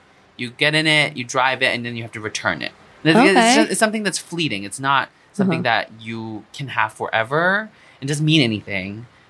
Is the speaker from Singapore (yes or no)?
yes; Singapore; moved away; when I was growing up in Singapore, I had no exposure to theater.